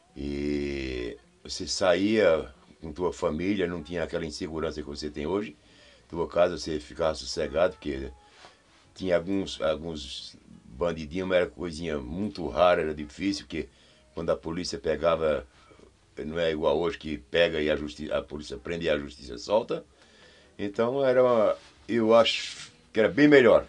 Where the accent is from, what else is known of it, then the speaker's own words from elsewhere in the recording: Pernambuco, Brazil; now in São Paulo, Brazil; lá onde eu morava em Pernambuco, eu sou de Pernambuco